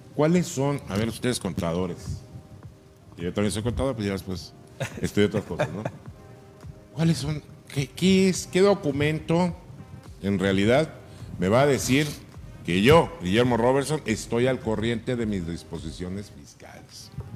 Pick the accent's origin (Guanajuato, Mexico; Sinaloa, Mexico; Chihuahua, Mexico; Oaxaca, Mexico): Sinaloa, Mexico; Mazatlán; now in Ensenada, Mexico; mi pueblo, que es Mazatlán